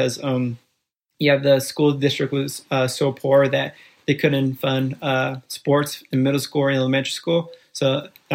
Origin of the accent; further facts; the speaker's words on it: Fairfield, California, United States; also born or lived in Guatemala City, Guatemala / Bronx, New York City; we moved out to Fairfield, California at the age of 4. And kind of how it played out, just growing up in Fairfield, California